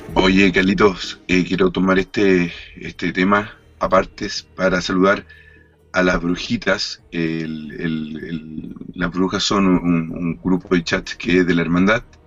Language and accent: Spanish; Chile; moved away; yo viví muchos años en Chile, casi, casi toda mi infancia